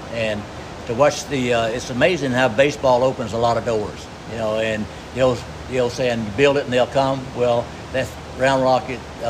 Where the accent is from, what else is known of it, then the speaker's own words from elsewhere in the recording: Houston, Texas, United States; growing up in Houston, that's where all my career started.